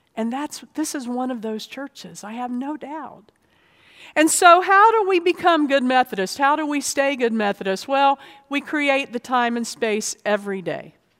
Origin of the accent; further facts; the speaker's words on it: Florida, United States; also born or lived in North Georgia; now in Virginia, United States; I grew up in Florida